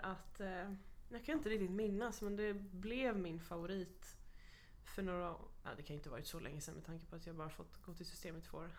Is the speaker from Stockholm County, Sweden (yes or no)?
yes; Stockholm, Stockholm County, Sweden; moved away as an adult; now in Kalmar, Sweden; flytta ifrån min hemstad